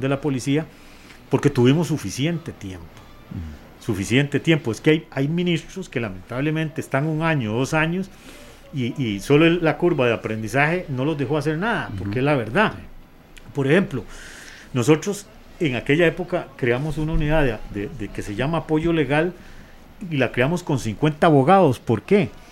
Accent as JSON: {"language": "Spanish", "country": "Costa Rica", "said": "somos Costa Rica, somos un país"}